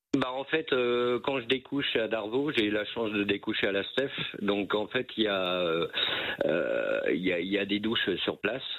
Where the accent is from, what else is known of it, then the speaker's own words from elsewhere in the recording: Vierzon, Centre-Val de Loire, France; moved away as an adult; also born or lived in Brittany; now in Vitré, France; je suis en fait originaire de Vierzon. je suis né à Vierzon, donc je suis originaire de Vierzon.